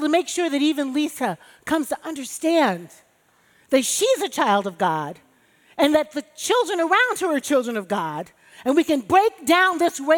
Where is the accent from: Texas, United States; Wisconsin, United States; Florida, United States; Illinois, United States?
Illinois, United States; Chicago; now in New York, United States; as a black chick growing up in Chicago with Baptist parents